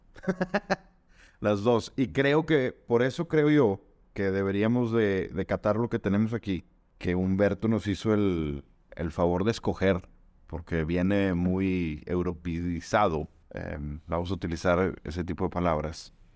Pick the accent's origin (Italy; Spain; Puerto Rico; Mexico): Mexico; Monterrey, Nuevo León; nosotros somos de Monterrey, Nuevo León, estamos aquí en, Monterrey